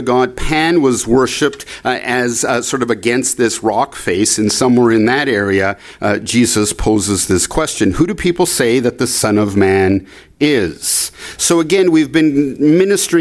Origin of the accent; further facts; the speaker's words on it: Canada; I'm from Canada